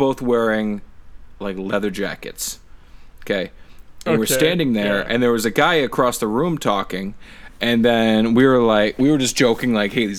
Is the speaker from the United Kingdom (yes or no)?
no; Milton, Ontario, Canada; also born or lived in Etobicoke; we're from Milton. It's technically, like, Oakville-ish.